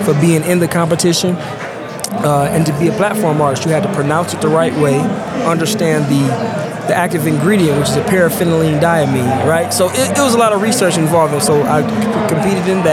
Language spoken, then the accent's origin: English; Detroit, Michigan, United States; I'm from Detroit, Michigan